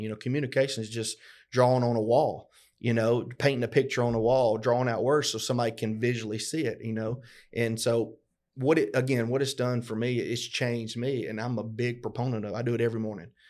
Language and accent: English; LaGrange, Georgia, United States; we grew up both here in LaGrange, Georgia.